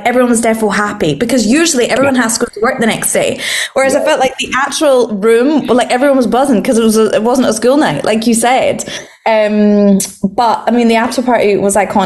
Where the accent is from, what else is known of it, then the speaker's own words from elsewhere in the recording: Scotland, United Kingdom; I'm a girl from Scotland